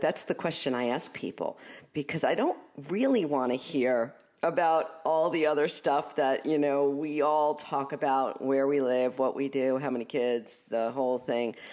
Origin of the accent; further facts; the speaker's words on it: New York City, New York, United States; accent: Brooklyn; I'm from Brooklyn, you know, so I f, I find sometimes my Brooklyn accent, it comes through